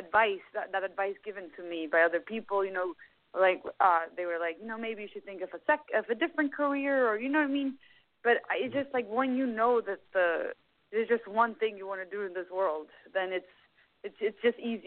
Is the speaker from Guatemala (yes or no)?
yes; Guatemala; growing up in Guatemala, Central America